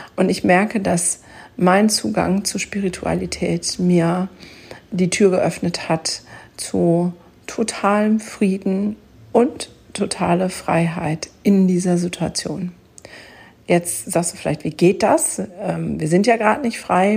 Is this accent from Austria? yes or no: no; Germany; bei uns in Deutschland